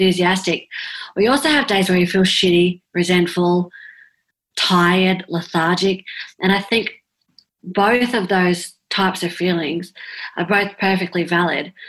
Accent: South Coast, New South Wales, Australia; where I live on the South Coast

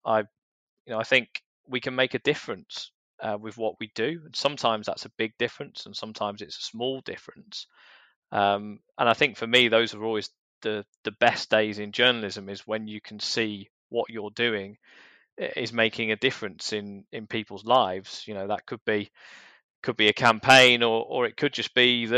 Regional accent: London, United Kingdom; when I was a teenager growing up in South London.

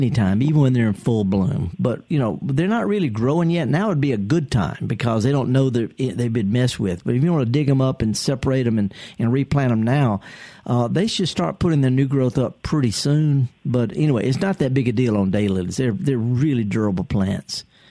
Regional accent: United States; I was raised in Pecan Grove

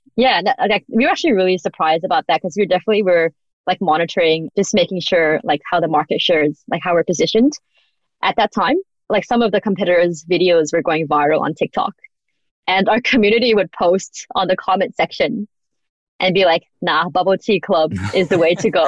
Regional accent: Australia; also born or lived in United States; I grew up in Australia. I lived in America

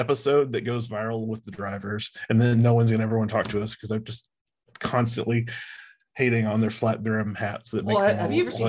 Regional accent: the South, United States; we're from the South.

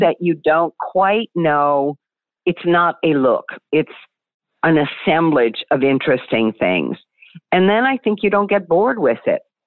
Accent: Virginia, United States; moved away; growing up in the South, growing up in Virginia, where people were very, very hospitable

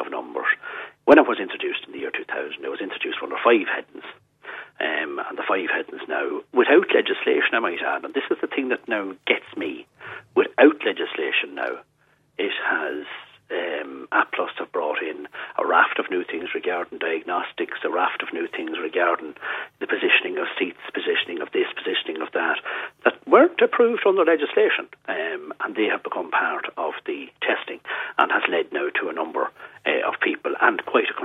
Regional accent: Cavan, Ulster, Ireland; I'm from Cavan

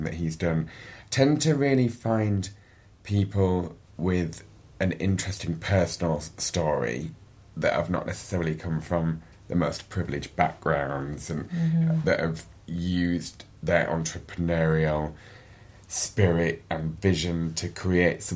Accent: Yorkshire and the Humber, United Kingdom; accent: Yorkshire; I'm from Yorkshire

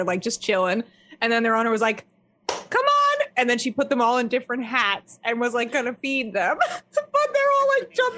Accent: Pennsylvania, United States; I'm from Pennsylvania, the sticks. But my family lives in Long Island

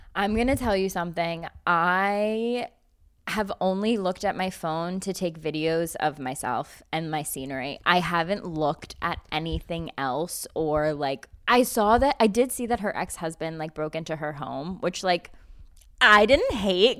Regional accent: United States; as an American

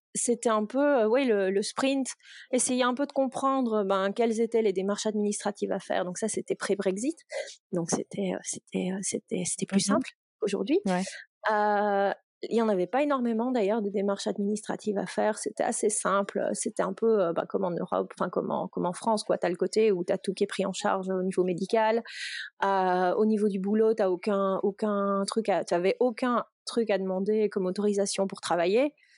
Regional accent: Nandrin, Wallonia, Belgium; moved away as an adult; now in Berkeley, United States; Je viens de Belgique, je viens d'un patelin près de Liège euh, qui s'appelle Nandrin

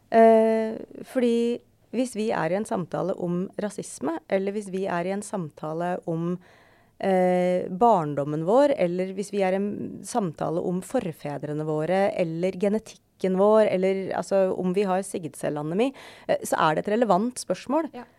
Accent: Skjetten, Akershus, Norway; jeg kommer fra Skjetten

